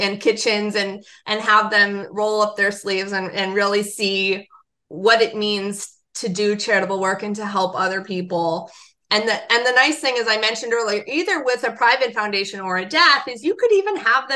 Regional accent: Los Angeles, California, United States; growing up in Los Angeles

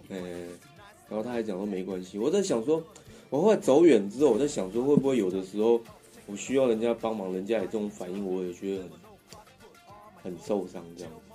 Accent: Taipei, Taiwan; 就是在那个我出生地附近，就是石牌那附近，就是士林， 士林那个天母那边

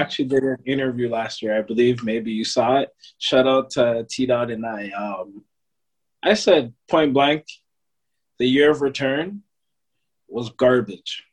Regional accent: Toronto, Ontario, Canada; born and raised in Toronto

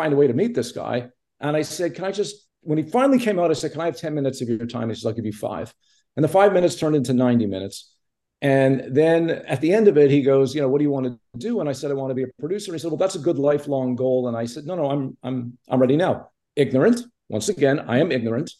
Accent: Montreal, Quebec, Canada; moved away; also born or lived in Toronto; I grew up in Montreal

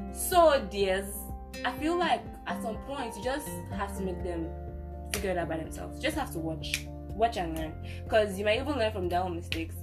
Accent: Nigeria; I'm a Nigerian girl.

